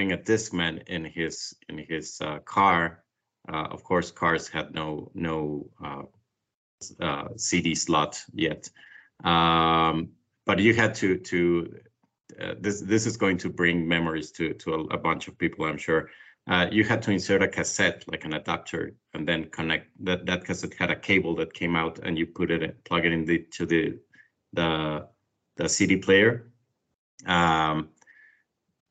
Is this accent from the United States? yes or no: no; Mexico City, Mexico; I'm from Mexico City, born and raised here.